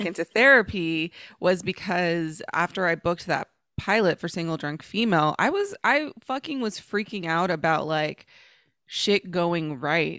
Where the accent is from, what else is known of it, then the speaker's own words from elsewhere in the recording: Dallas, Texas, United States; accent: AAVE; the accent that I use in the streets of the hood that I'm from, which is Oak Cliff and Dallas, which when I was growing up was the ghetto